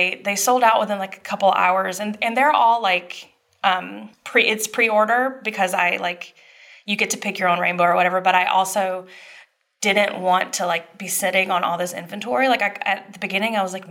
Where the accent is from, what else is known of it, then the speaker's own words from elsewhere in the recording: Dublin, Georgia, United States; moved away; my hometown. So I'm from Dublin, Georgia.